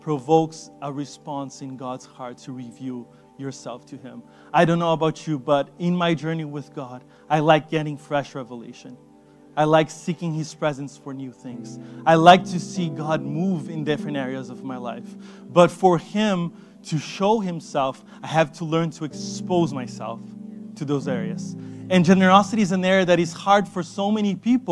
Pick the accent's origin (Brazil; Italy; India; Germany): Brazil; moved away; I come from Brazil